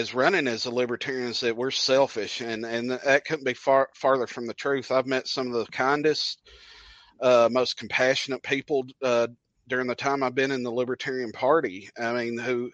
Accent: Coffee County, Tennessee, United States; I'm from Coffee County, Tennessee, the home of Bonnaroo Music Festival

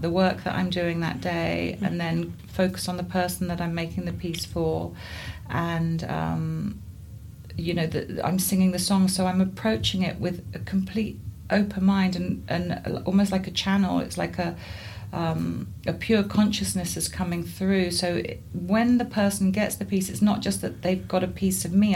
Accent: Guildford, South East England, United Kingdom; also born or lived in Somerset; I grew up in Guildford in Surrey.

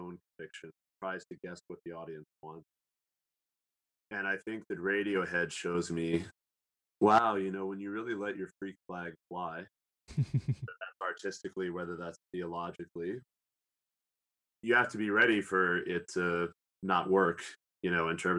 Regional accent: Southern Illinois, United States; the town in Southern Illinois where I grew up in, even though it's a small town

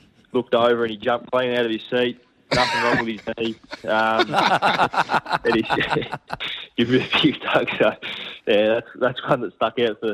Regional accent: Tasmania, Australia; growing up in Tassie

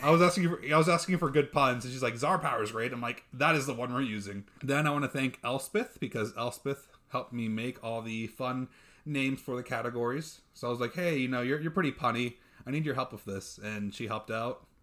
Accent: Texas, United States; I'm Texan

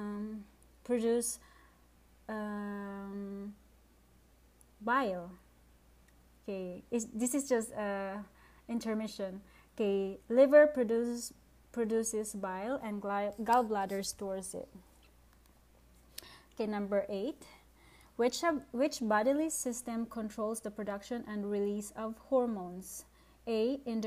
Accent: Philippines; English is a second language; I'm from the Philippines, by the way, and English is my second language

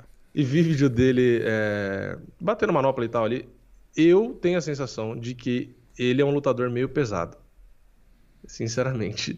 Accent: São Paulo, Brazil; also born or lived in Praia Grande; eu nasci aqui em São Paulo

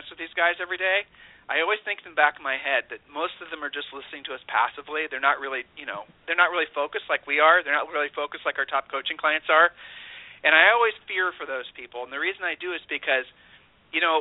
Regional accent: Ohio, United States; We're from Ohio

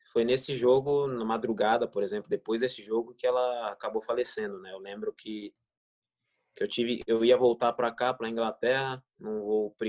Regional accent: Ribeirão Pires, São Paulo, Brazil; tinha família por perto lá no Ribeirão Pires, na minha cidade, onde eu nasci.

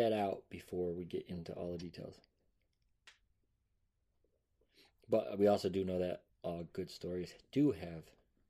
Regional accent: United States

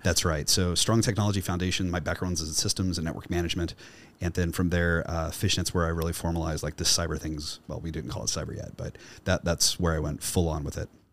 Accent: Kansas City, Missouri, United States; my hometown uh, in the north side of Kansas City, Missouri

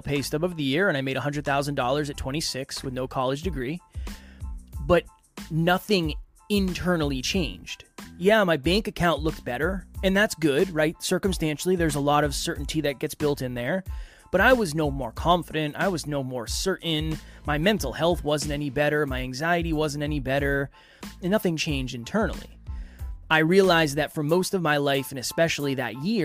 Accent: Uxbridge, Massachusetts, United States; I was raised in a small town called Uxbridge, Massachusetts, by my mother and my grandmother

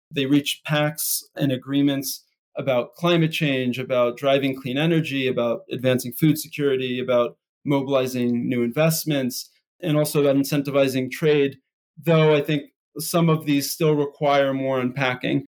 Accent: Philadelphia, Pennsylvania, United States; moved away; I grew up in Philadelphia, right outside of West Philadelphia

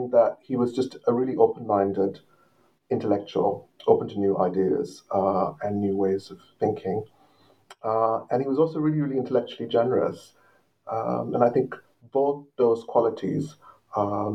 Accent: Colombo, Western Province, Sri Lanka; moved away; I grew up in Colombo on the coast of Sri Lanka, facing the Indian Ocean, very close to the sea, in fact

